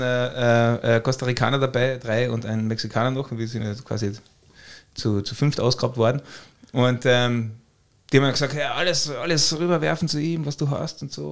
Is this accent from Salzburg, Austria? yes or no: no; Carinthia, Austria; ich bin Kärntner